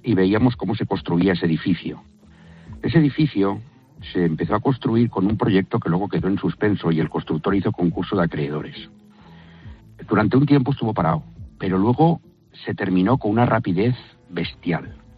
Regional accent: Valencia, Valencian Community, Spain; soy de Valencia

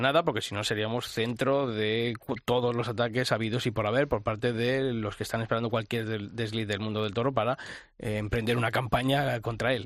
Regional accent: Arenas de San Pedro, Castile and León, Spain; mi tierra, en arenas de, de San Pedro

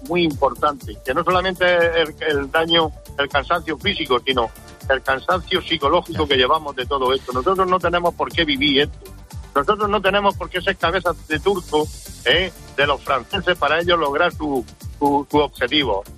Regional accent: Spain; somos camioneros españoles a mucha honra

